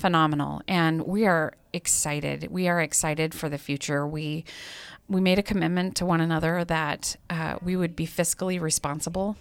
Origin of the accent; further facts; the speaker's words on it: Missoula, Montana, United States; moved away as an adult; now in Great Falls, United States; I grew up in Missoula.